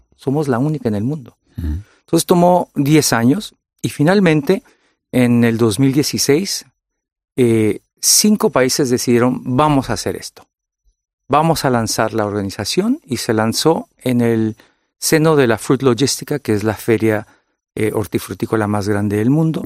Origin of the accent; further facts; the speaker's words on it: California, United States; yo soy De California. Soy de origen mexicano y origen vasco.